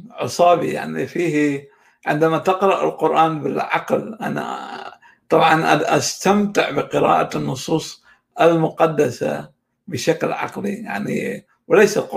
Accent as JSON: {"language": "Arabic", "country": "Iraq", "tie": "born there", "said": "مسألة حظ لا أكثر وانا حظي الاكشر ان اني ولدت في العراق"}